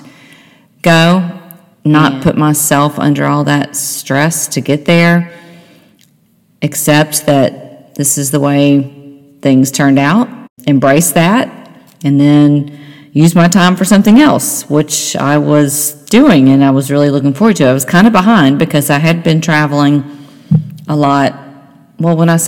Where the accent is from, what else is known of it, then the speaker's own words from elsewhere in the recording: Nashville, Tennessee, United States; now in Cincinnati, United States; I'm from Nashville. That's where my mother and sister live